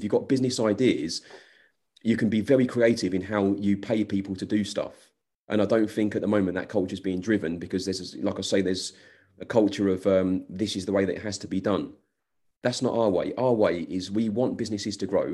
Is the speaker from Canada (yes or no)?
no; England, United Kingdom; I think I'm English